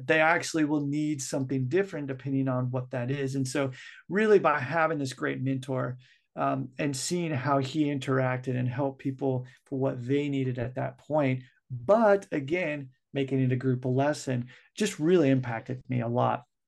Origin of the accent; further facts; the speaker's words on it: United States; also born or lived in Japan; I'm from the United States